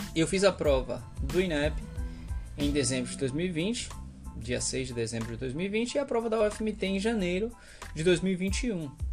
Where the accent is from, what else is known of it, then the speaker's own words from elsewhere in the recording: Salvador, Bahia, Brazil; Eu nasci e cresci em Salvador, na Bahia